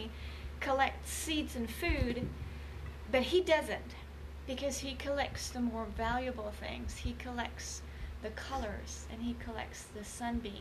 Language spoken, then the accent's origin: English; Germany; moved away; I grew up in Germany